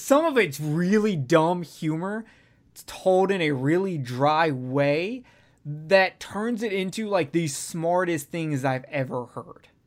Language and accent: English; the South, United States; I'm from the South